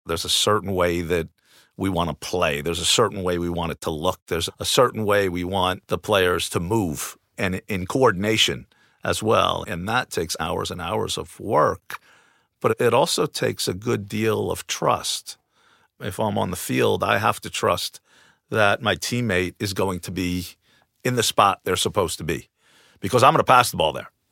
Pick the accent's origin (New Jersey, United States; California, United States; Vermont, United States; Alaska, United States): New Jersey, United States; moved away as an adult; I grew up in New Jersey, just outside of New York City, playing multiple sports.